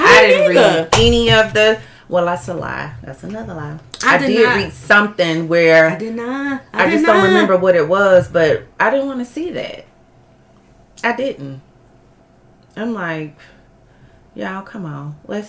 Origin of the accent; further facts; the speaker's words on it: the South, United States; moved away as an adult; also born or lived in West Coast; I'm from the South.